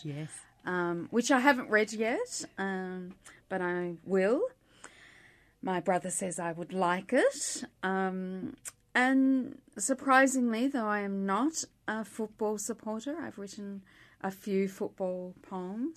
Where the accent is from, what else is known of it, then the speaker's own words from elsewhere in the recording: Melbourne, Victoria, Australia; also born or lived in St Kilda / Ormond; My mother was born in Earl Street, Windsor, and I was born in Earl Street, Windsor